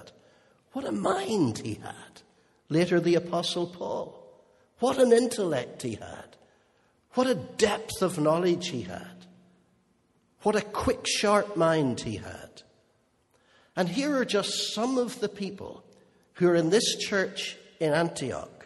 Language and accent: English; Holywood, Northern Ireland, United Kingdom; I grew up in Unionist Hollywood.